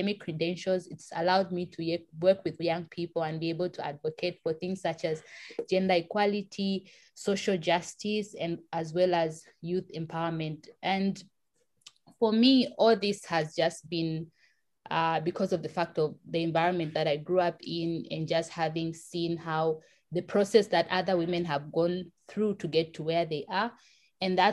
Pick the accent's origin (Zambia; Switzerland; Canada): Zambia; Lusaka, Lusaka Province; I was born and raised in Lusaka, Zambia, in the capital